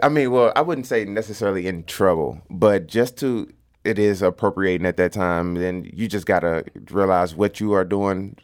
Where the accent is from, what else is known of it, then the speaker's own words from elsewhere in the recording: St. Louis, Missouri, United States; accent: St. Louis; also born or lived in University City, Missouri; I was born on North City, Saint Louis. So a lot of, like, the Kings Highway, Natural Bridge area, all of that, I was, I was growing up there.